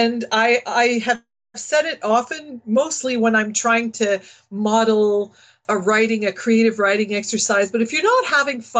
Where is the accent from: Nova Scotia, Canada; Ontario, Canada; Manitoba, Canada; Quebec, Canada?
Ontario, Canada; Northern; moved away as an adult; also born or lived in London, Ontario; I was from Northern Ontario. I went to a French high school.